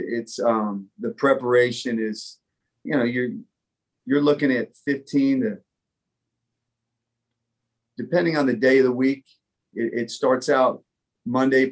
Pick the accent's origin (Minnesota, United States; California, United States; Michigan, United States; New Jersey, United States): New Jersey, United States; Hillsborough; moved away as an adult; also born or lived in Bronx, New York City; now in North Carolina, United States; I was born in New York City. I was born in the Bronx. I grew up in New Jersey